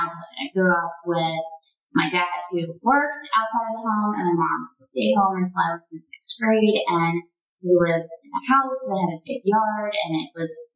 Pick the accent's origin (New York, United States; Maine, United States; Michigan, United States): Maine, United States; Portland; also born or lived in France; I'm from Maine